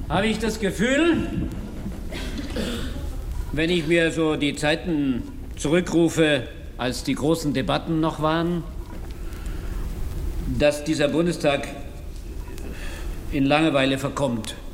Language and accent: German; Tillendorf, Lower Silesian Voivodeship, Poland; Ich habe die die Kühe gehütet. Ich musste die Kühe hüten. Ja, wir hatten zehn Kühe in Tillendorf, Nummer 190, Telefonnummer 1167.